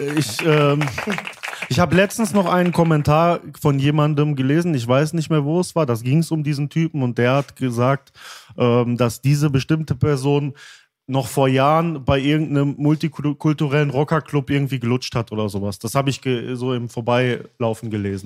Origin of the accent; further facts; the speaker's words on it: Altena, North Rhine-Westphalia, Germany; also born or lived in Dortmund; eine kleinere Stadt wieder, ne? Da, äh, wo ich zum Teil auch aufgewachsen bin